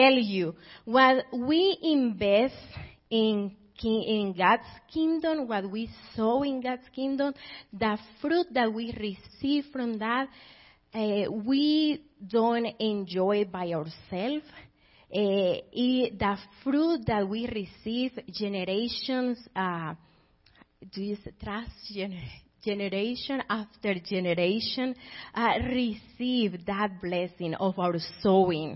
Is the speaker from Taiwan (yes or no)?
no; Colombia; English is a second language; moved away as an adult; So I am originally from Colombia. I was born and raised there